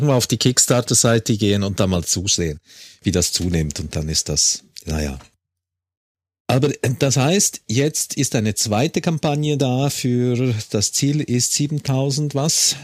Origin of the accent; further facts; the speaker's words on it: Switzerland; ich bin auch Schweizer